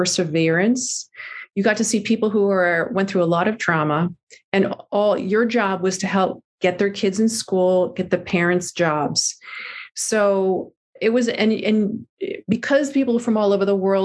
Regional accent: New Jersey, United States; also born or lived in New York City; I grew up in New Jersey

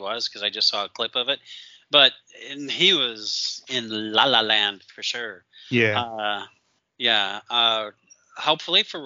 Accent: Michigan, United States; moved away; I grew up in Michigan.

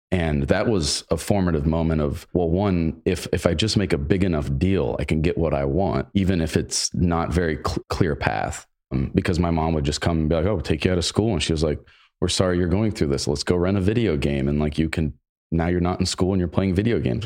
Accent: Granville, Ohio, United States; I ended up going to the local O S U branch my first year out of high school, worked full-time, went to college full-time, got on the dean's list just by, honestly, from the Granville education

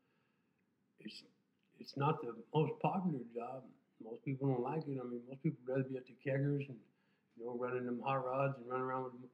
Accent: Tulare County, California, United States; also born or lived in El Centro; this is my hometown.

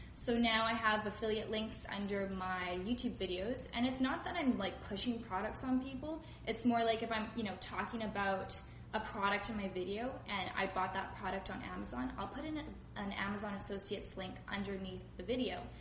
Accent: Langley, British Columbia, Canada; I'm from Langley, BC. I live in Canada.

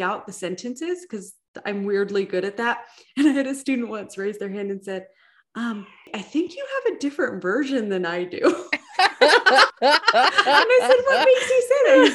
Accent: California, United States; I grew up in California.

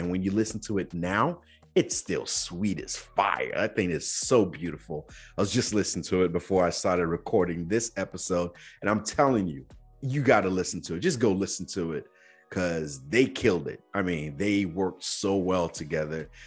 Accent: Nigeria; growing up in Nigeria

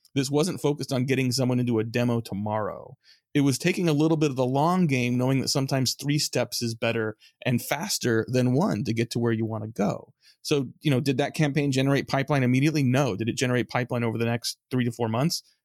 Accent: San Francisco Bay Area, California, United States; I grew up in the San Francisco Bay Area

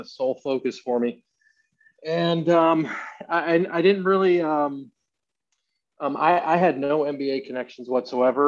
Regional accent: Cleveland, Ohio, United States; I'm originally from Cleveland, Ohio

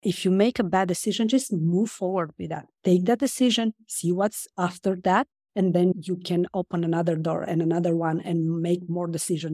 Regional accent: Romania; moved away as an adult; now in France; I grew up in Romania and I moved to France when I was an adult

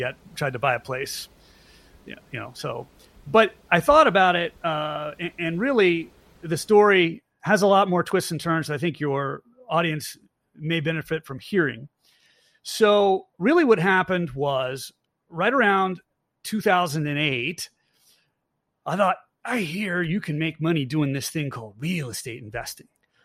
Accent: Virginia, United States; now in Georgia, United States; I'm originally from Virginia

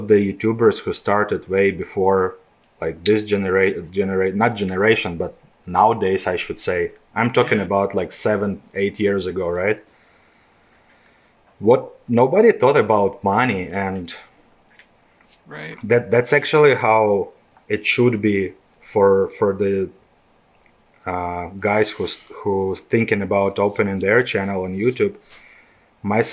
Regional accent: Kyiv, Ukraine; English is a second language; moved away as an adult; also born or lived in British Columbia, Canada; now in Edmonton, Canada; I'm originally from Ukraine. I was born and raised there, and I immigrated to Canada when I was 22 years old

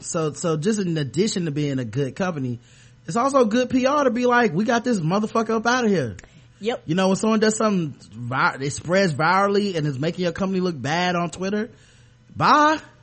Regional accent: the South, United States; I'm from the South.

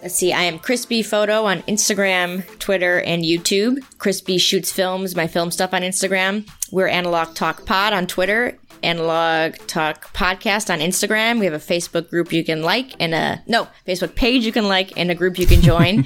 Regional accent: East Coast, United States; moved away; I'm from the East Coast like Timothy

